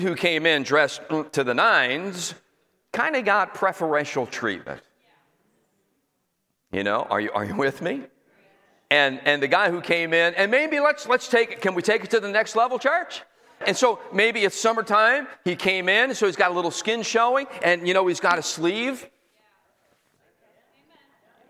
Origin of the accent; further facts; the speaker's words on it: Northeast, United States; moved away as an adult; also born or lived in Florida; I come from the Northeast uptight